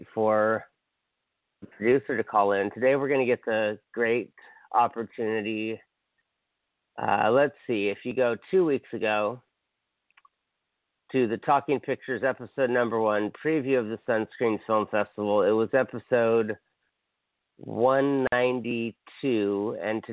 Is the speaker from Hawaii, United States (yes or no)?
yes; Hawaii, United States; I'm from Hawaii